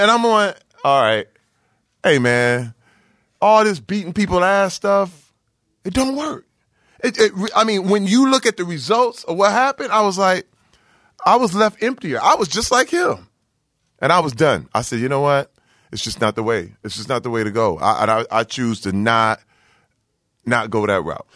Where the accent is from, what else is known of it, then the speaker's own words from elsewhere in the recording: Flint, Michigan, United States; growing up in Flint, Michigan uh, where I came up